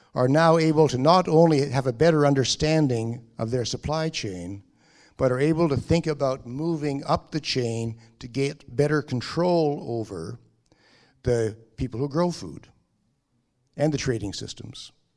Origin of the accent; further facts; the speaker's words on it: Canada; I'm speaking as a Canadian